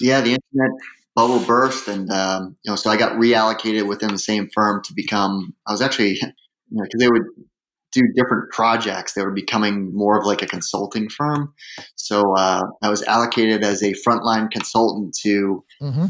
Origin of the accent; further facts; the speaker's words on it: Hooksett, New Hampshire, United States; also born or lived in Manchester, New Hampshire / Dudley, Massachusetts; now in Philadelphia, United States; I grew up in uh, Hooksett, New Hampshire.